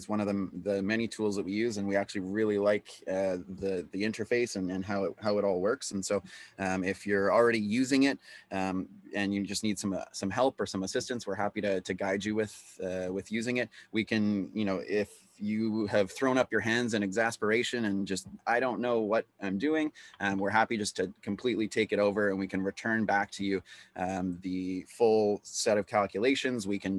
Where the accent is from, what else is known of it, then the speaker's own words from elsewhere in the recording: Canada; And so as a Canadian, what you have to keep is your records for 7 years.